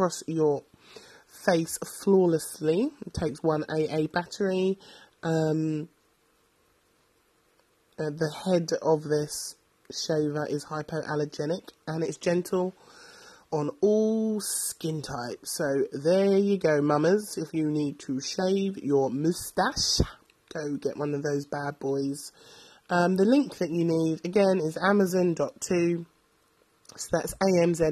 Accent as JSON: {"language": "English", "region": "London", "country": "United Kingdom", "said": "because I'm from London"}